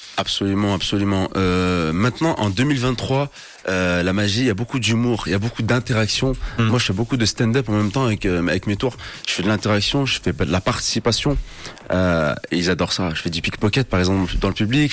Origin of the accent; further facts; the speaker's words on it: Paris, Île-de-France, France; moved away as an adult; now in Switzerland; De base, moi, je suis de Paris. Je suis originaire de Paris. Et je me suis installé sur, sur Suisse il n'y a pas très longtemps, il y a quelques mois.